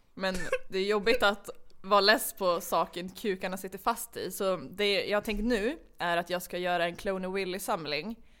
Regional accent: Umeå, Västerbotten County, Sweden; moved away as an adult; jag flyttade tillbaka till Umeå som är min hemstad

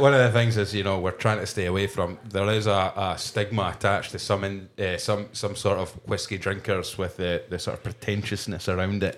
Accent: Kirkcaldy, Scotland, United Kingdom; we're in Edinburgh right now, but I'm originally from Kirkcaldy in Fife

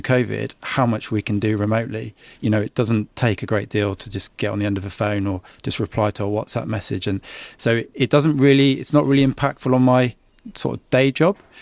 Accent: Guernsey; I'm, I'm a Guernseyman

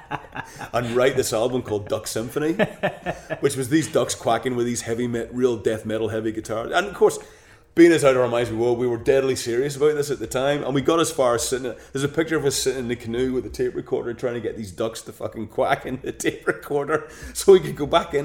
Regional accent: Northern Ireland, United Kingdom; we're both from Northern Ireland

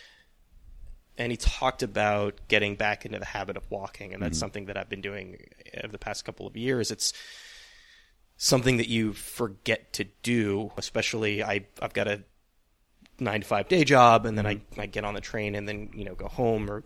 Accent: California, United States; moved away; also born or lived in Santa Cruz, California; I'm from California originally, and I went to school in Santa Cruz

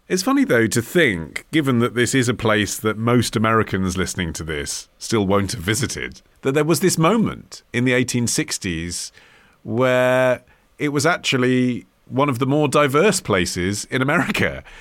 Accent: United Kingdom; I'm British

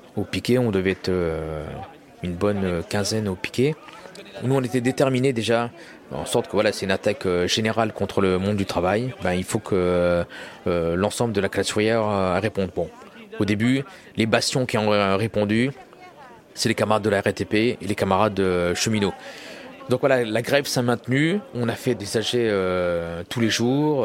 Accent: Loir-et-Cher, Centre-Val de Loire, France; moved away; also born or lived in Paris; Moi j'ai grandi en province dans le Loir-et-Cher on vivait dans une cité

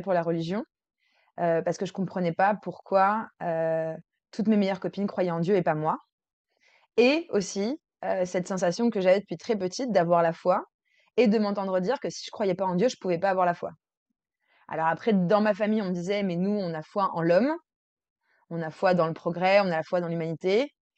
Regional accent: Versailles, Île-de-France, France; j'ai grandi à Versailles.

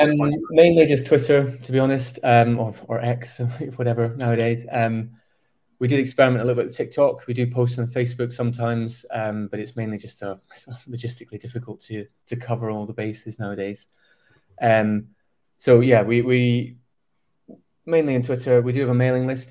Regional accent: Scotland, United Kingdom; as a, as a Scotsman

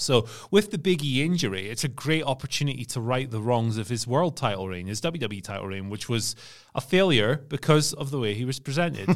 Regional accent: Scotland, United Kingdom; I'm from Scotland

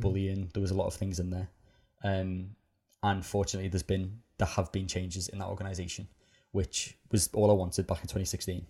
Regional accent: Liverpool, North West England, United Kingdom; growing up in Liverpool

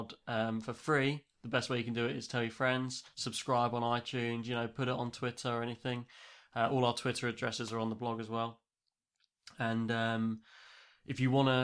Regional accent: England, United Kingdom; as an English listener

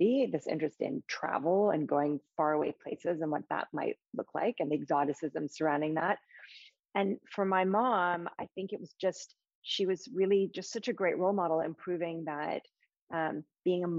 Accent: New York City, New York, United States; moved away as an adult; now in London, United Kingdom; I grew up in New York City with my parents and a younger sister

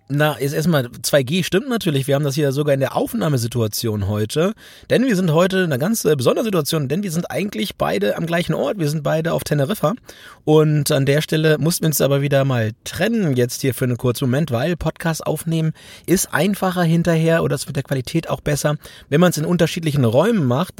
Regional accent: Lower Saxony, Germany; also born or lived in North Rhine-Westphalia; aufgewachsen in Niedersachsen

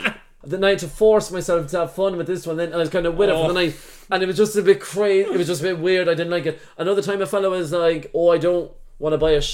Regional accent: Ireland; and I'm Irish

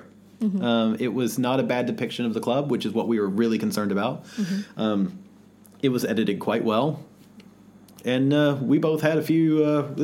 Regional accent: the South, United States; growing up in the South

